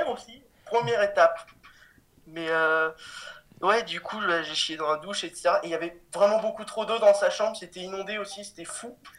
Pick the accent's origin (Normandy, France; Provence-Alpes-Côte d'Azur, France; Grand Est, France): Provence-Alpes-Côte d'Azur, France; Cannes; je viens de, de Cannes. De Cannes et je suis au lycée en terminale